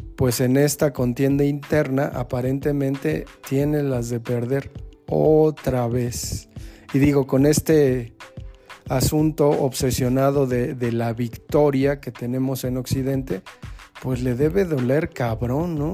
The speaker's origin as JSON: {"language": "Spanish", "country": "Mexico"}